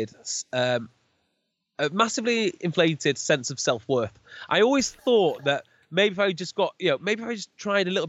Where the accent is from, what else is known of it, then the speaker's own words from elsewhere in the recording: Penrhyn Bay, Wales, United Kingdom; from Penrhyn Bay